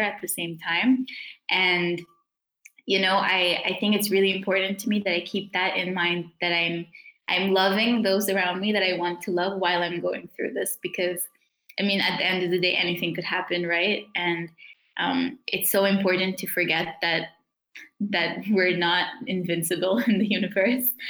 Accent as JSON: {"language": "English", "country": "South Africa", "tie": "born or raised there", "moved": "yes", "said": "the community that I grew up in in South Africa"}